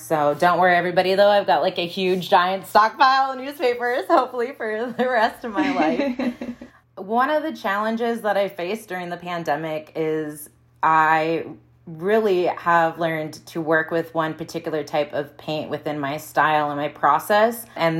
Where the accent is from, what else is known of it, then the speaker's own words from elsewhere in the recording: Midwest, United States; I'm from the Midwest, so like old things, discarded things